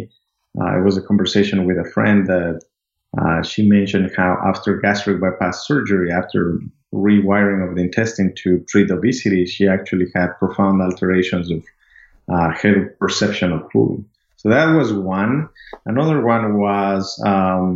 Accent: Amazon region of Ecuador, Ecuador; moved away as an adult; now in United States; I'm originally from Ecuador. I grew up in the Amazon region of Ecuador

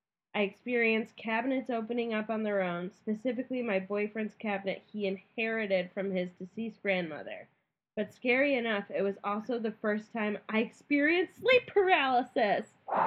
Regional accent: Naperville, Illinois, United States; Side note, I grew up in Naperville. My family built the house we lived in, which at the time was at the beginning of our subdivision.

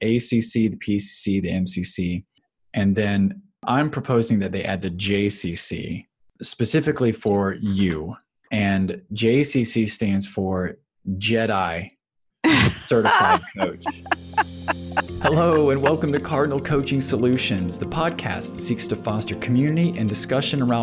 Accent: Florida, United States; now in Virginia, United States; I'm from the South. I grew up in Florida and I reside here in Virginia as well

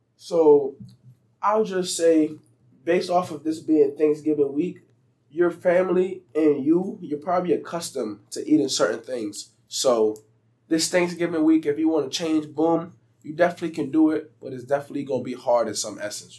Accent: Beaufort, South Carolina, United States; growing up in South Carolina

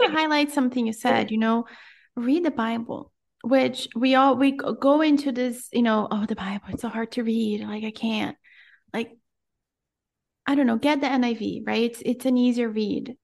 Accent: Brazil; also born or lived in Florida; now in Central America; I was born and raised in Brazil

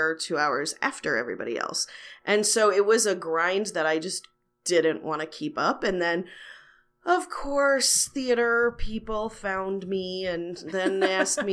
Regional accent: outside of Chicago, Illinois, United States; moved away as an adult; also born or lived in Los Angeles; I grew up outside of Chicago

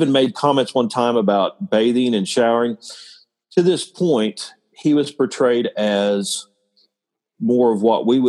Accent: Oklahoma, United States; I'm from Oklahoma.

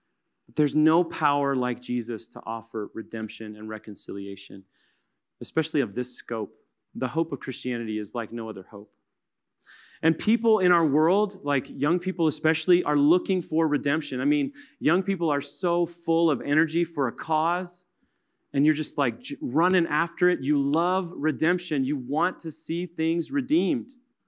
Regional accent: Kansas, United States; and I'm from Kansas, so I'm going to go to Manhattan.

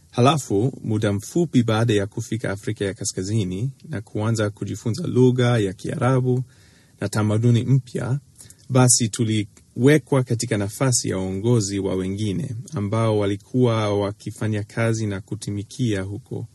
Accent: Tanzania; Hili ni somo lingine muhimu sana ambalo nilijifunza kutokana na kuwatazama wazazi wangu wakati nilikulia nchini Tanzania.

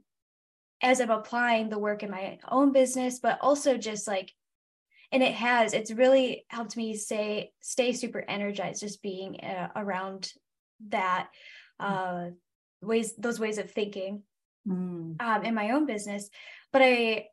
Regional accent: Michigan, United States; I am from Michigan, America's High Five, and that's where I currently live.

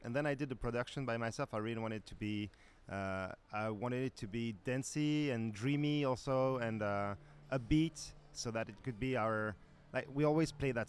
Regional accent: French part of Switzerland, Romandy, Switzerland; moved away as an adult; now in Paris, France; we're from the French part of Switzerland and now living in Paris.

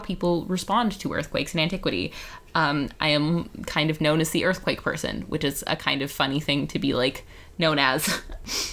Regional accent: Vancouver, British Columbia, Canada; I am from Vancouver, British Columbia, where I still live

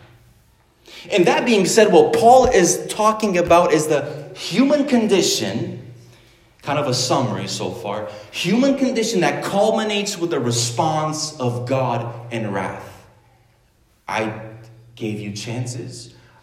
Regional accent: Romania; moved away; also born or lived in United States / Canada; I was born in Romania. If anything, I'm a Romanian, American, Canadian, whatever

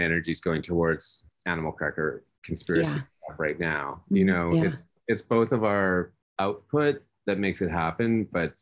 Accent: Vancouver, British Columbia, Canada; moved away as an adult; I don't live in my hometown, I've really lost a lot of the relationships with the artists that I went to school

